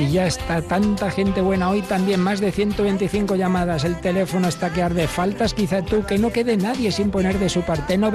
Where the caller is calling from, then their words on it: Jaén, Andalusia, Spain; de Jaén.